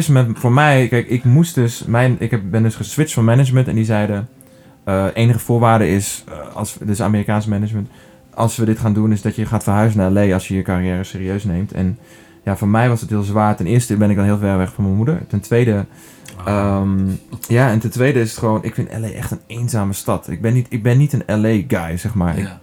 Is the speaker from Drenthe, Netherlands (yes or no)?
yes; Drenthe, Netherlands; ben opgegroeid in Drenthe